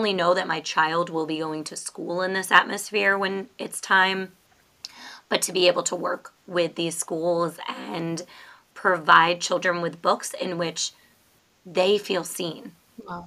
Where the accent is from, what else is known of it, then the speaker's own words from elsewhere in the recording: New York, United States; also born or lived in Florida; now in Maryland, United States; we are both originally from New York.